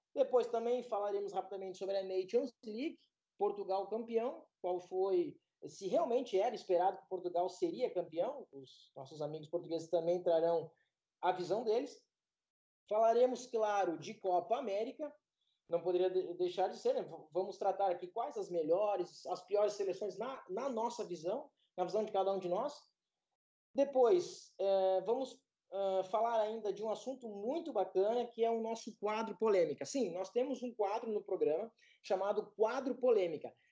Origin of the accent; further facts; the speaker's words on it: Rio Grande do Sul, Brazil; eu sou do Rio Grande do Sul